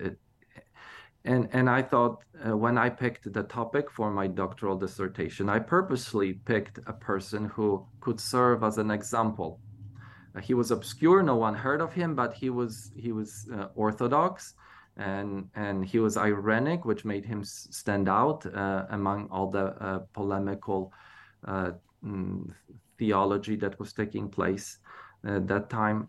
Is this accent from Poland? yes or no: yes; Poland; moved away; growing up in Poland as evangelical